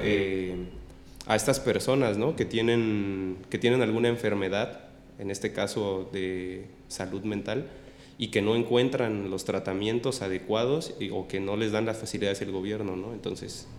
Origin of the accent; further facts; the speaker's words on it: Mexico; nosotros como mexicanos